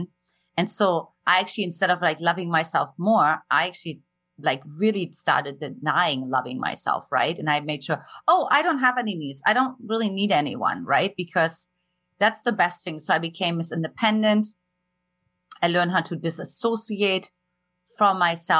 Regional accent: eastern Germany, Germany; moved away; I grew up in Eastern Germany and an emotionally absent household

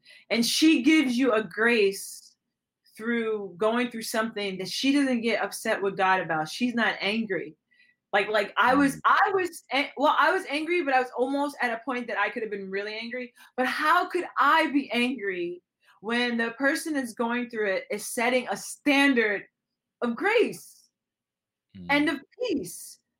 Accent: Aruba; also born or lived in Puerto Rico; I've lived on an island. I've lived in different places. I'm from Aruba. I'm Puerto Rico. I lived on Aruba

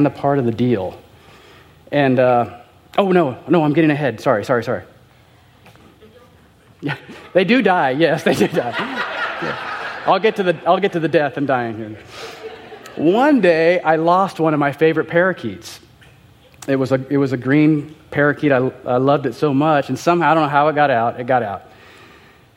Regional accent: Southern California, United States; I was raised in Southern California, yes, in a Christian family.

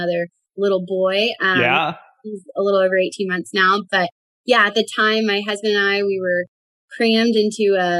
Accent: Fort Worth, Texas, United States; I'm from Fort Worth, Texas

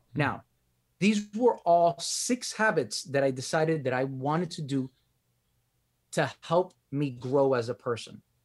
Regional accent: Miami, Florida, United States; accent: Miami; my accent, uh, t, the Miami accent

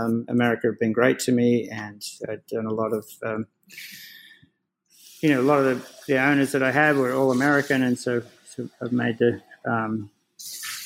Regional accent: Australia; moved away as an adult; now in United States; I come over as an Australian citizen

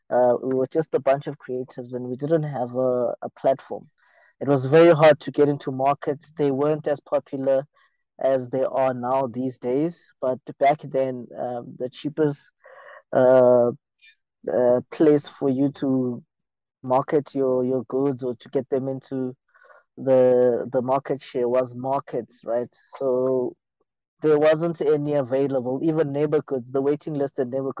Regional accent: Soweto, Gauteng, South Africa; I come from Mzimhlophe, Soweto

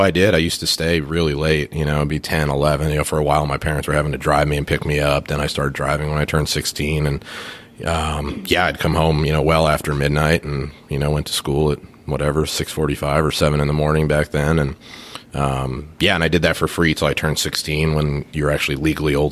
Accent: Phoenix, Arizona, United States; I was born in Phoenix, Arizona, so I'm kind of a desert kid at heart

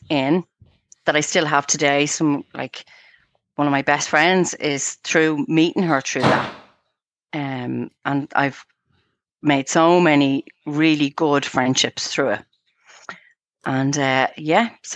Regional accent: Dublin, Leinster, Ireland; moved away as an adult; now in Clonee, Ireland; I'm originally from a place called Cabra in Dublin

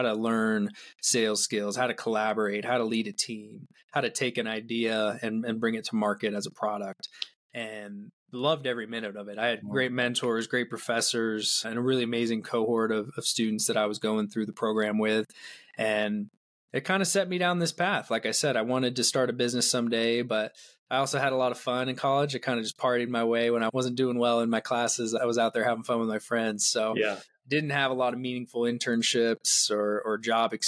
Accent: Ashland, Oregon, United States; I grew up here in Oregon in a small town called Ashland and just had a great childhood.

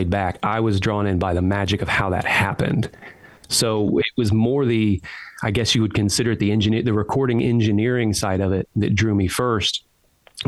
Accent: New Castle, Indiana, United States; now in Nashville, United States; I'm from Newcastle, Indiana

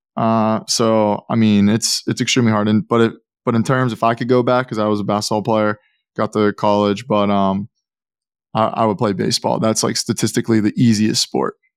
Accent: Pittsburgh, Pennsylvania, United States; I'm from Pittsburgh

